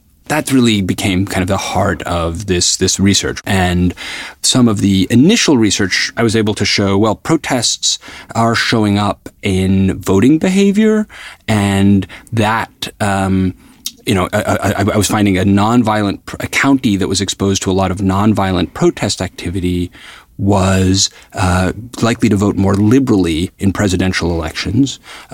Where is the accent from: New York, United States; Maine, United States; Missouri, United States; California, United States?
New York, United States; I grew up in New York at a time where I was like a child of the civil rights movement